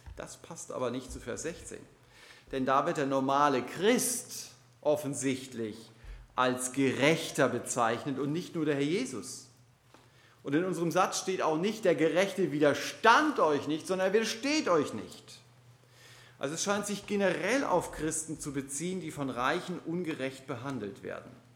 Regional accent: Germany; als Deutsche sind wir

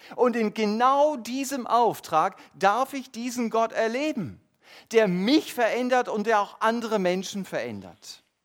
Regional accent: Germany; unser Fokus als Deutsche

